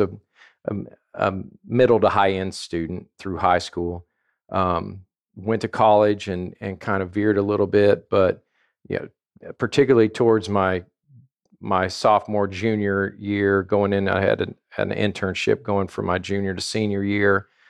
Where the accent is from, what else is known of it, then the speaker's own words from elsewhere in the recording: southern Indiana, United States; also born or lived in Louisville, Kentucky / Bloomington, Indiana; I grew up uh, around Louisville in in southern Indiana. Uh, when I was in the fourth grade, we moved to a small town outside of Bloomington, Indiana, uh-huh. and went through high school there